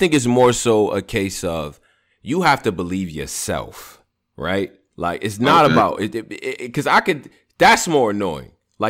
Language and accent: English; Rochester, New York, United States; I'm from Rochester, New York.